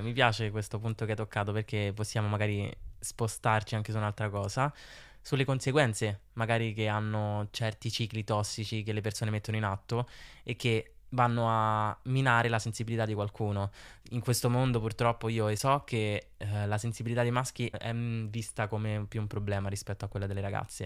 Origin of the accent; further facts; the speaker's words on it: Rome, Lazio, Italy; accent: Roman; ero abbastanza romano, ma d'altronde sono romano